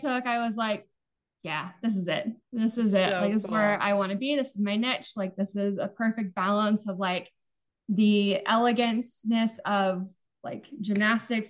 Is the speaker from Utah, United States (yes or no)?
yes; Utah, United States; moved away as an adult; now in Arizona, United States; I grew up mostly in Utah.